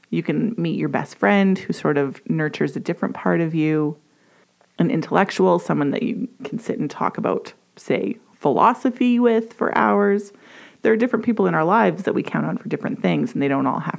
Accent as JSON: {"language": "English", "town": "Edmonton", "region": "Alberta", "country": "Canada", "tie": "born or raised there", "said": "I was born and raised in Edmonton, YEG"}